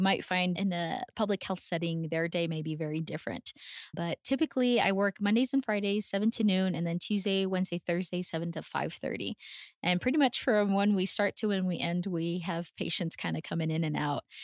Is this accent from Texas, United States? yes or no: yes; El Paso, Texas, United States; also born or lived in Houston, Texas; I was born and raised in El Paso, Texas